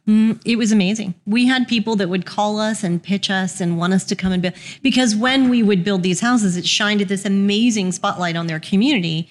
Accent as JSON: {"language": "English", "town": "Houston", "region": "Texas", "country": "United States", "tie": "born or raised there", "moved": "as an adult", "lives_now": "Birmingham, United States", "said": "Texan by birth. Um, I grew up in Houston, went to University of Houston"}